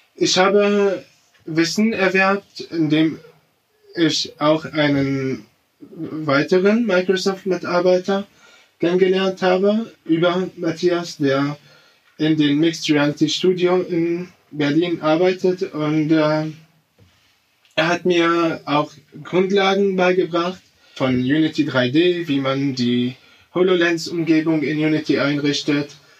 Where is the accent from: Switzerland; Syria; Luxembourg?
Syria; Damascus, Damascus Governorate; now in Germany; ich komme aus Syrien. Ich, ich komme aus Damaskus. Ich bin in Damaskus aufgewachsen.